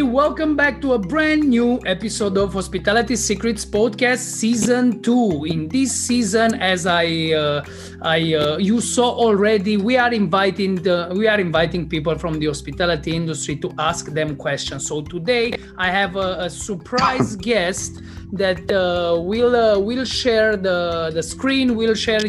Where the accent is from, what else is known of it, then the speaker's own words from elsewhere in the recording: Cluj-Napoca, Cluj County, Romania; Cluj-Napoca in Transylvania, in my hometown.